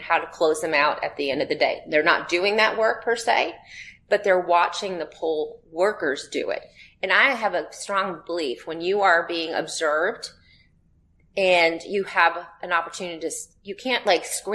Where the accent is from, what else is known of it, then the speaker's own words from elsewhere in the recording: United States; I'm an American.